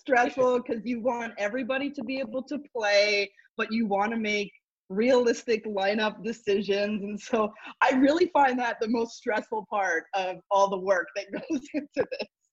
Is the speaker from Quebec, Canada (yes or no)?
yes; Montreal, Quebec, Canada; I made it home because I'm from Montreal